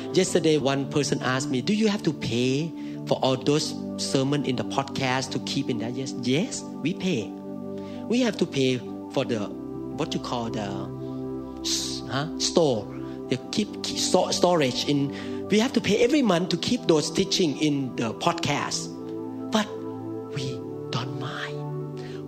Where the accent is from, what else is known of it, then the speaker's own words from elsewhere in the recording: Thailand; accent: Thai; Mine is Thai accent